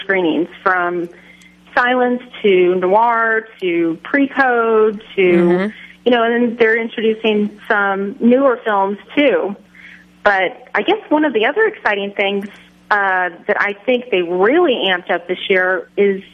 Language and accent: English; Kansas, United States; my fellow Kansan